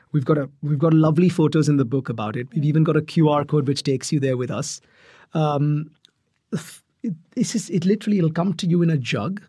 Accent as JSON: {"language": "English", "town": "Mumbai", "region": "Maharashtra", "country": "India", "tie": "born or raised there", "said": "I grew up in Mumbai"}